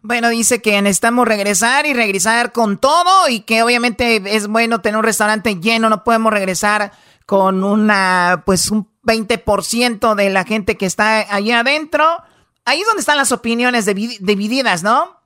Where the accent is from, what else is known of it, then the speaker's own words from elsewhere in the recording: Tepatitlán, Jalisco, Mexico; yo soy de Tepatitlán